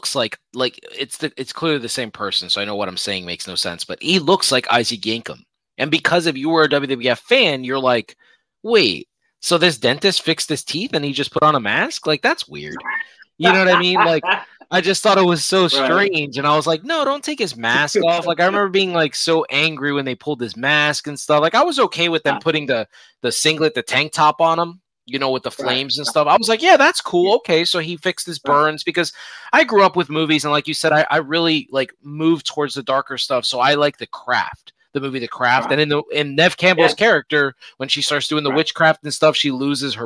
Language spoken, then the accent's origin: English; Puerto Rico; now in United States; I grew up where I grew up in Puerto Rico